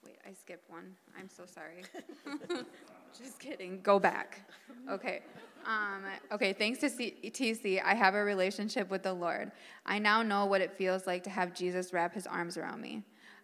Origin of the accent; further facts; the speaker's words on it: Eau Claire, Wisconsin, United States; I'm 33 from Eau Claire, Wisconsin. Growing up, my twin sister Nicole and I were very loved